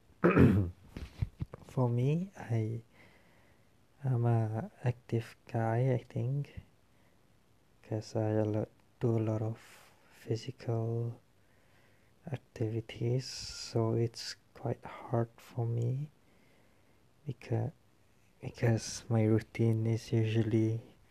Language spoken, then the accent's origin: English; Kuching, Sarawak, Malaysia; I come from Sarawak, from Kuching